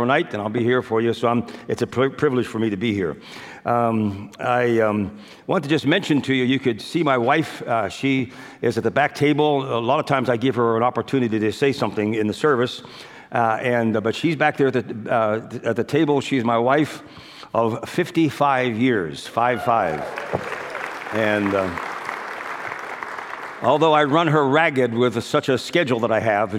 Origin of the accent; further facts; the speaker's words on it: United States; I was born in America